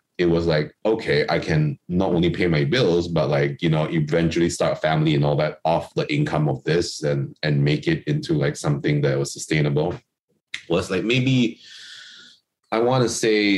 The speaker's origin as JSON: {"language": "English", "town": "Kuching", "region": "Sarawak", "country": "Malaysia", "moved": "yes", "said": "I'm from Kuching, which is on Borneo Island, which is part of Malaysia and, you know, Sarawak"}